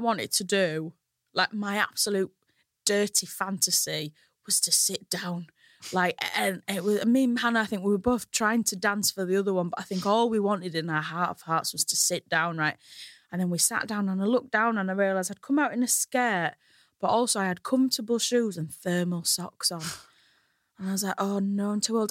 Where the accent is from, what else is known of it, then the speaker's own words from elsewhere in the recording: Hull, Yorkshire and the Humber, United Kingdom; now in London, United Kingdom; you might be able to tell from my accent, I come from Hull.